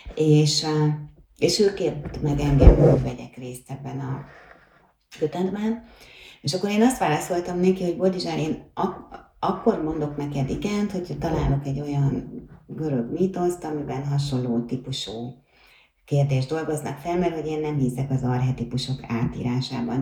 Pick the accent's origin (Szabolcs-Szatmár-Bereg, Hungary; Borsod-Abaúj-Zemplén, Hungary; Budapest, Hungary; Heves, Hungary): Budapest, Hungary; én magam is a Horváth Mihály térre születtem, mert a nagymamám ott lakott